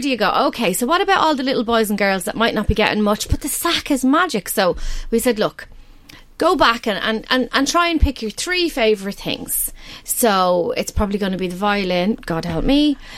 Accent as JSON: {"language": "English", "town": "Balbriggan", "region": "County Dublin", "country": "Ireland", "tie": "born or raised there", "said": "I grew up in Balbriggan"}